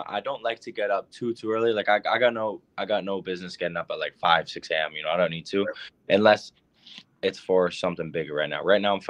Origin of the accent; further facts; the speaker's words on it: Barrie, Ontario, Canada; my hometown, Barrie, Ontario